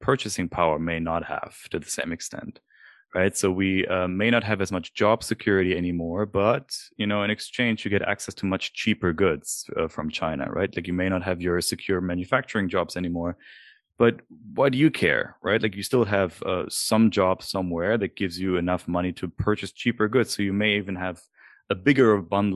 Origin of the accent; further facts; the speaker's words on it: Germany; moved away; I'm from Germany.